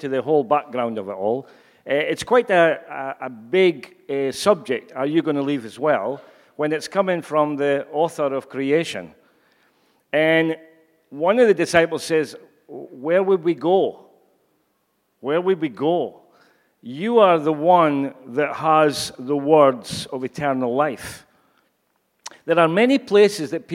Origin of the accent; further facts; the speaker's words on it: Scotland, United Kingdom; I'm sure you've gathered by now that I'm Scottish.